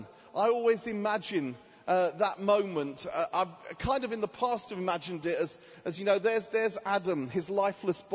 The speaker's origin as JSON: {"language": "English", "town": "Watford", "region": "East of England", "country": "United Kingdom", "said": "So I'm from England, a town just outside of Watford. Just outside of London, called Watford"}